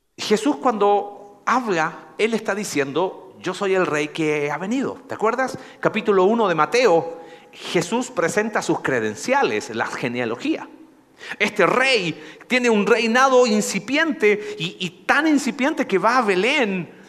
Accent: Coquimbo, Chile; moved away; De una ciudad que se llama Coquimbo

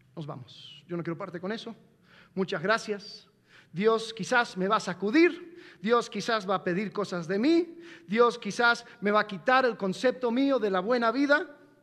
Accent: United States; moved away; también soy gringo

